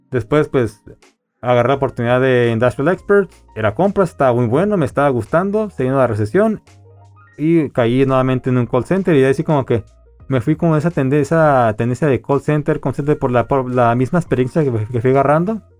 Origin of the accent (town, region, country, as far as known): Mexico